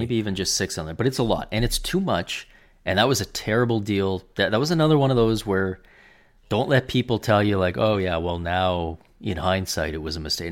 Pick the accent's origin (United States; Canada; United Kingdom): Canada; as a Canadian